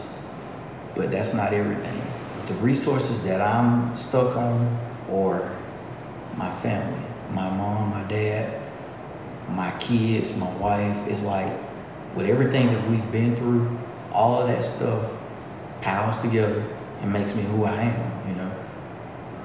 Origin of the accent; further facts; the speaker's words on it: LaGrange, Georgia, United States; I was born and bred right here